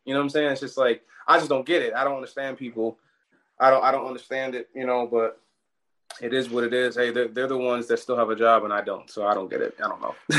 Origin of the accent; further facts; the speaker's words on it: Hamilton, New Jersey, United States; also born or lived in Newark, New Jersey / Colonia, New Jersey / Maryland; I was born in Newark, but I grew up in South Jersey, like uh, uh, near the Philly area, Hamilton.